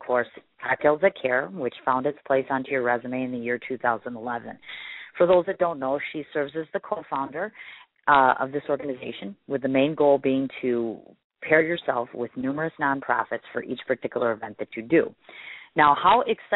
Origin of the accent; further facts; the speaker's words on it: Wisconsin, United States; I'm a Midwesterner, of course, from Wisconsin